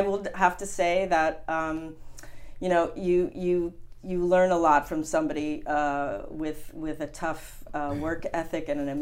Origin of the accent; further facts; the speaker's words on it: New Jersey, United States; also born or lived in Montauk, New York; now in Hamptons, United States; I'm originally from New Jersey, and um, my mother decided in the family that we would summer in the Hamptons